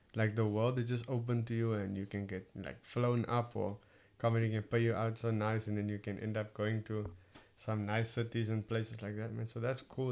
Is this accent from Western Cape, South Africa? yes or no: yes; Cape Town, Western Cape, South Africa; accent: Cape Town; my Cape Town accent